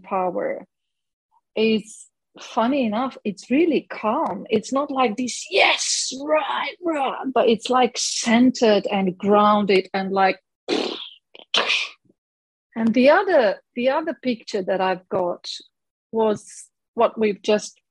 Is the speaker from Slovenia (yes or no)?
yes; Ljubljana, Slovenia; I am from the only country with love in its name, Slovenia. I'm from Ljubljana